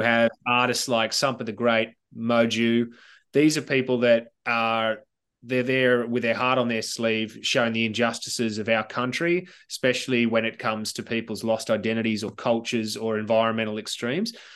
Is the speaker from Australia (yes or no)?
yes; Sydney, New South Wales, Australia; childhood memories about growing up in Southern Sydney